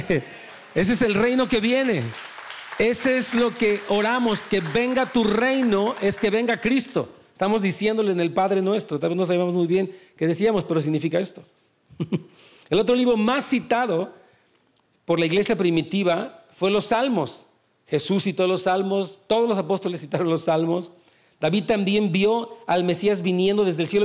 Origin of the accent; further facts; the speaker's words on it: Mexico; En México, yo soy de México